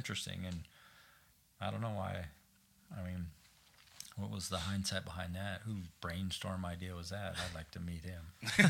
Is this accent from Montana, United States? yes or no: yes; Browning, Blackfeet Reservation, Rocky Boy, Great Falls, Montana, United States; I grew up in, I was born in Browning on the Blackfeet Reservation.